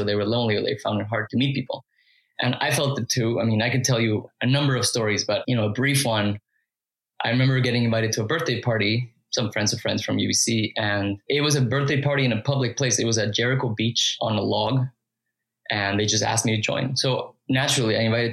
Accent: Mexico City, Mexico; moved away as an adult; also born or lived in Toronto, Canada; now in Vancouver, Canada; I had zero pressure to achieve when I was growing up in Mexico.

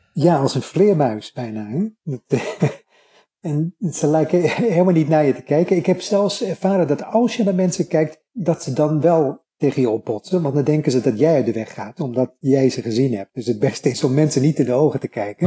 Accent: Netherlands; now in Japan; ik was een van die twee fijngevoelige, beleefde Nederlanders.

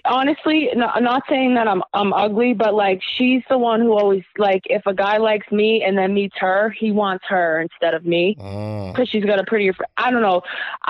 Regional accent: New Hampshire, United States; We're from New Hampshire.

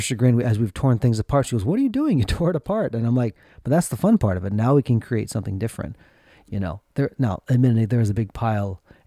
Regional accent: Minnesota, United States; growing up in Minnesota

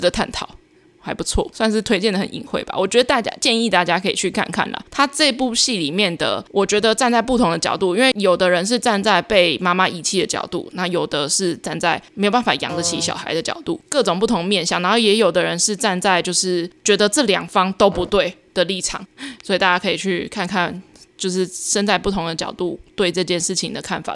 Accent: Taiwan; 所有台湾人通病

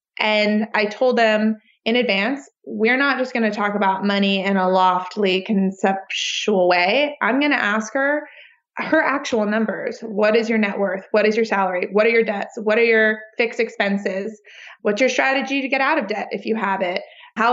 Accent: New York, United States; now in Austin, United States; I mean right next to me because I'm still a New Yorker and that I don't drive.

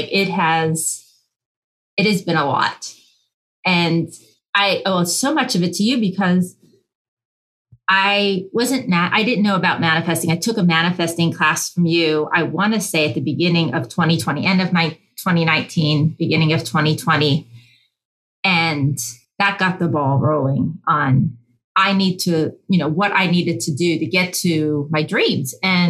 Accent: Pennsylvania, United States; accent: Utah; And then I moved from Pennsylvania to Utah, which is where I get this distinct accent from.

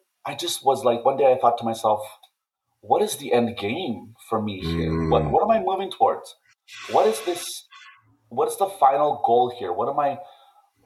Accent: Calling Lake, Alberta, Canada; I'm going to give back to my hometown.

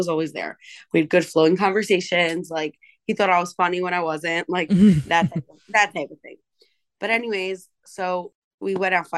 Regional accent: New York, United States; I'm from New York

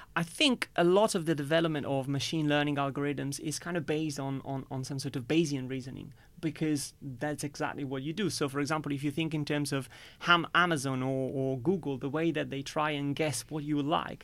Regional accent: Italy; moved away as an adult; now in United Kingdom; growing up in Italy

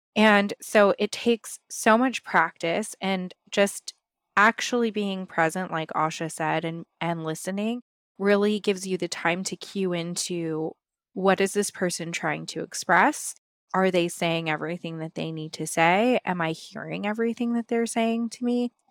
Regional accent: West Coast, United States; I grew up on the West Coast

